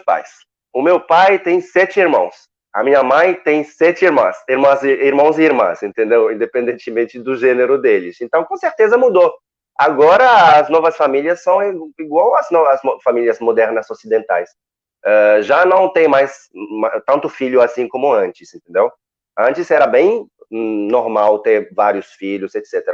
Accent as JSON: {"language": "Portuguese", "country": "Morocco", "also_born_or_lived": "Lille, France", "second_language": "Portuguese", "moved": "yes", "lives_now": "Rio de Janeiro, Brazil", "said": "eu sou marroquino"}